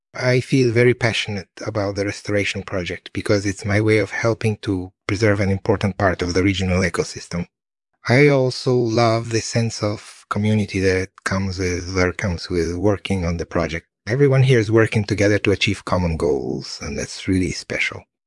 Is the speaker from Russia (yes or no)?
yes; Moscow area, Moscow Oblast, Russia; moved away; also born or lived in Lithuania; I grew up in the Moscow area and my family is originally from Lithuania